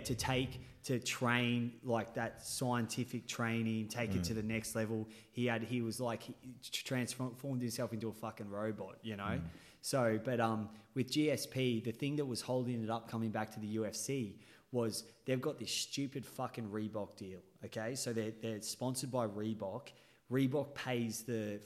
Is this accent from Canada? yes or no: no; Australia; I'm Australian